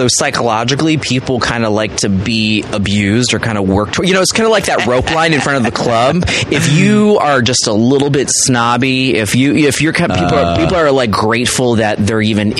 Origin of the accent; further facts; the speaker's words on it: Silver Spring, Maryland, United States; moved away; I grew up around D.C.